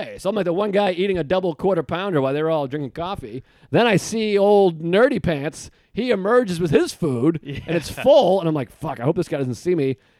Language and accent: English; Boston, Massachusetts, United States; moved away; And I grew up in Boston.